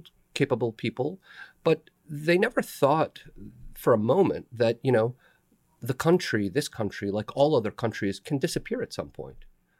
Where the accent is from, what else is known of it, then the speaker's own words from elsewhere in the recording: the South, United States; I'm from the South. I see a lot of pockets of health.